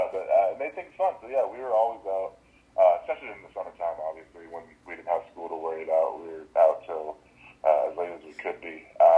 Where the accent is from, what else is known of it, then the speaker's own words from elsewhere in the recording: Iowa, United States; I didn't have anything crazy of a childhood. I was born here in the Quad Cities.